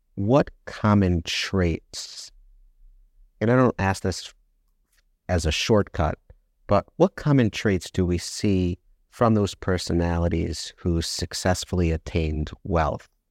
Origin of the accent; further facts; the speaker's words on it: United States; I'm from America